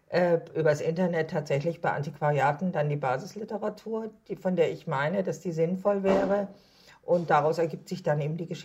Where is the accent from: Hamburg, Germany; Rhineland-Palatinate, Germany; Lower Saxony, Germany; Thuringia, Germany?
Hamburg, Germany; das alte Land liegt mir als Hamburgerin natürlich geografisch sehr nah